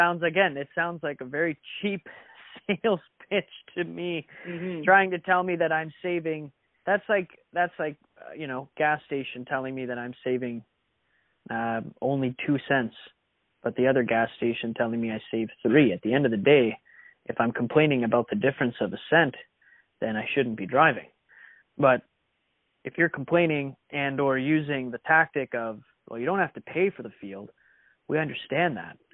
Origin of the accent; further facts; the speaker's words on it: Sault Ste. Marie, Ontario, Canada; moved away; I'm here in Sault Ste. Marie, recording from my hometown